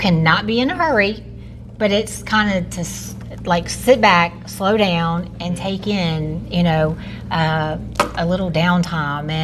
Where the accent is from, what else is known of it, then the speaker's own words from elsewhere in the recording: Amite, Louisiana, United States; I am from Amite, so the northern part of the parish, and this has been my lifelong home